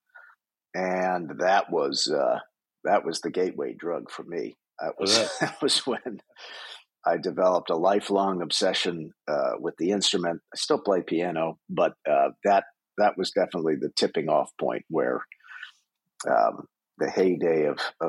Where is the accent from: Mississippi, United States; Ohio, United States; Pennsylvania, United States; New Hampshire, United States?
Pennsylvania, United States; outside of Philadelphia; moved away as an adult; now in Los Angeles, United States; I grew up on the East Coast, right outside of Philadelphia